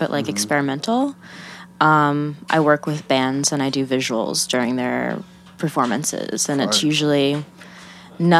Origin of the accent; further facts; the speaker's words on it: Lake Hopatcong, New Jersey, United States; moved away as an adult; also born or lived in Astoria, New York; now in Bushwick, New York, United States; I'm from very, very northwest Jersey. It's called Lake Hopatcong